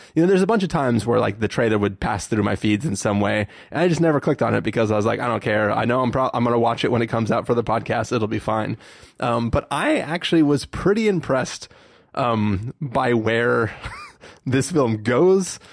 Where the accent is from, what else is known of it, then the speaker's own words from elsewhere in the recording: San Diego, California, United States; We grew up in San Diego